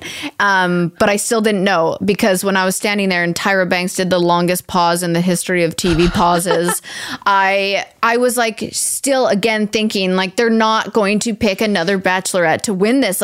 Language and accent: English; Canada; as a Canadian